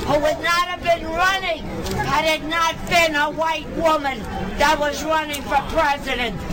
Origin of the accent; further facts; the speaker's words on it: New York City, New York, United States; Where are you from? From New York City, Hillary State